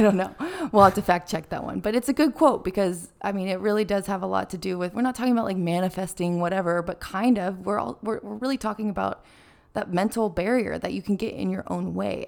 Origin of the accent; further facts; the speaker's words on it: California, United States; I'm from California